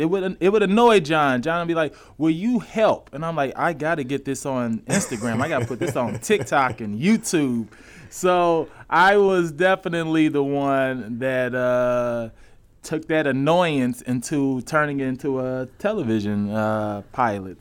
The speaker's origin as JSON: {"language": "English", "town": "St. Louis", "region": "Missouri", "country": "United States", "moved": "yes", "said": "I'm from Saint Louis"}